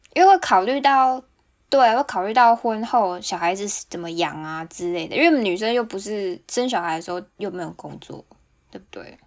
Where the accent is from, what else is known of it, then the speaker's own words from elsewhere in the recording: Kaohsiung, Taiwan; now in Hokkaido, Japan; 身为高雄人